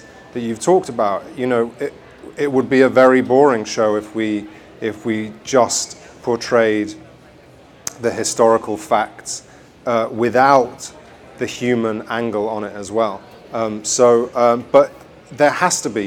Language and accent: English; England, United Kingdom; when we were growing up in England